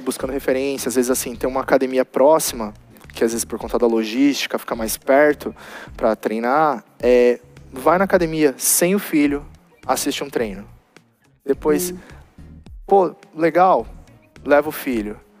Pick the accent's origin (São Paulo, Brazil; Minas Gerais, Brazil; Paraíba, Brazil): São Paulo, Brazil; Guarulhos; eu sou de Guarulhos